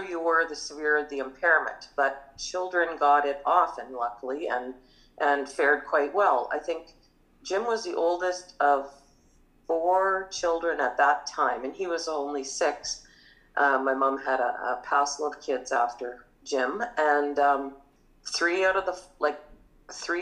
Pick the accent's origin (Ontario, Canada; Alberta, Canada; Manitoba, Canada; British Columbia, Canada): Manitoba, Canada; Morris; we grew up in small town Morris